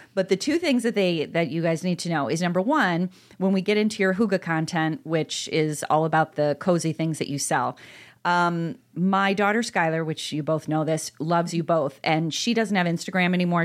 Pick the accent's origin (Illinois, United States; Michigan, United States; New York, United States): Illinois, United States; DeKalb; also born or lived in Iowa / Chicago; now in Elmhurst, United States; I grew up in DeKalb, Illinois, and then I went to school in Iowa, and then I came back to Chicago, and now I'm in Elmhurst.